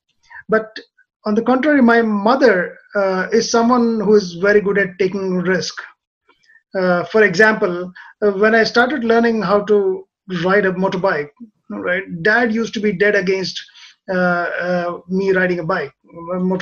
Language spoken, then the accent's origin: English; Hyderabad, Telangana, India; moved away as an adult; also born or lived in Kerala / Australia; now in Japan; I grew up in a city called Hyderabad